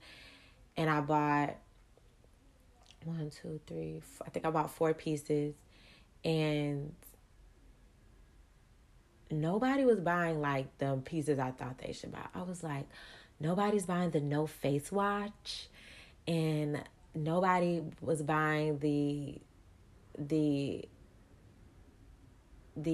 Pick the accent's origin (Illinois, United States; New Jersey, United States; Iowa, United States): Illinois, United States; Chicago; moved away; also born or lived in Atlanta; I'm originally from Chicago